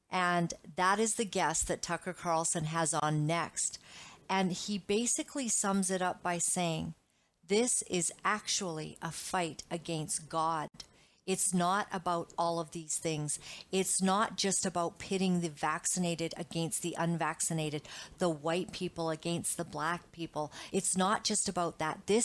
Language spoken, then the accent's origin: English; Uganda; I grew up in Uganda. I was born a small white child in Uganda, East Africa.